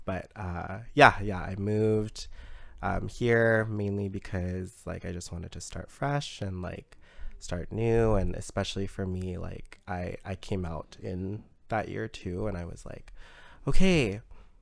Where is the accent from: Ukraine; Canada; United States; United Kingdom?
Canada; Prince Rupert, British Columbia; moved away as an adult; now in Victoria, Canada; I grew up in Prince Rupert.